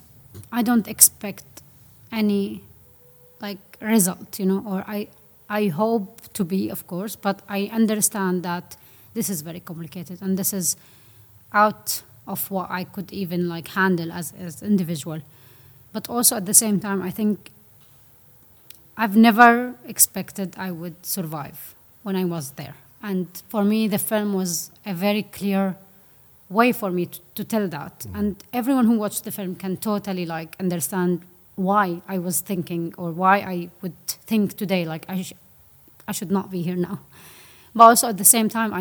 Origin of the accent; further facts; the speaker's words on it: Syria; moved away; also born or lived in Aleppo; I'm from Syria